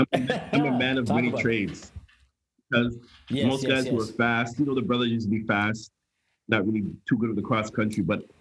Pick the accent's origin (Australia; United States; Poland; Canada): Canada; Toronto, Ontario; born and raised in Scarborough, Ontario